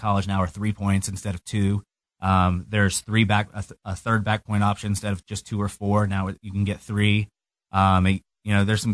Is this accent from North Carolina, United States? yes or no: yes; North Carolina, United States; moved away; I grew up in North Carolina, so I'm a big North Carolina fan.